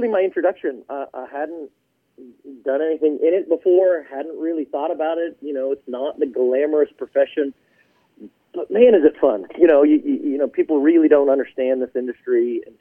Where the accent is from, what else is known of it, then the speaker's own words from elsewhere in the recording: Houston, Texas, United States; moved away as an adult; also born or lived in Utah / Colorado; I grew up in Houston, but I went to school at BYU